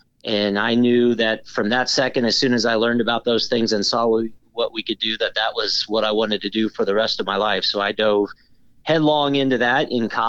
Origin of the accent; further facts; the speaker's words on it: Leavenworth, Kansas, United States; the Kansas City Royals were kind of my hometown team. My dad was Army, so we moved all over the country, but ended up in the Midwest in Leavenworth, Kansas a couple different times, and family was from Iowa and Nebraska